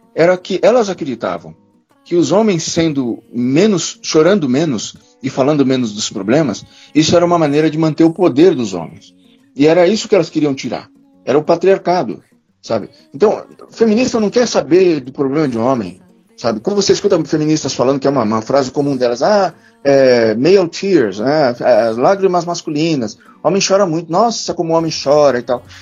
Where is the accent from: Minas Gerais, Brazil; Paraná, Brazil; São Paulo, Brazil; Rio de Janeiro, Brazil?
São Paulo, Brazil; eu sou paulista